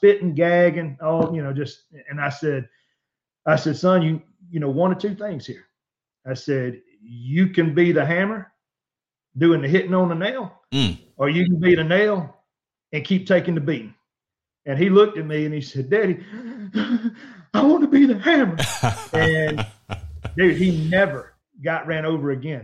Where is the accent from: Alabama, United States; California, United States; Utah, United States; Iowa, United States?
Alabama, United States; we're from Alabama.